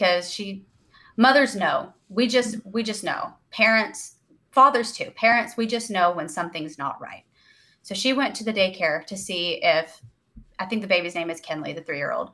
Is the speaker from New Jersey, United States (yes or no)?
no; East Texas, United States; this is my hometown. These are my people.